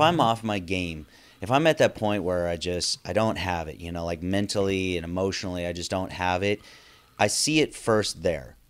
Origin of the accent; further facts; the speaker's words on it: Northern California, United States; growing up in Northern California